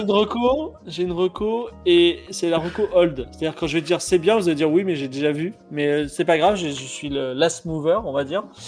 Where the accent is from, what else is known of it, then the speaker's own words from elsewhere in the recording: Toulon, Provence-Alpes-Côte d'Azur, France; je viens de Toulon